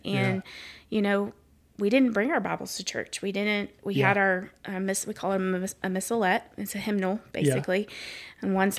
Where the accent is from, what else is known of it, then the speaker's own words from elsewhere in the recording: Lake Jackson, Texas, United States; also born or lived in Athens, Texas; And growing up, we moved from Athens, Texas to Lake Jackson, and I got into a softball group of friends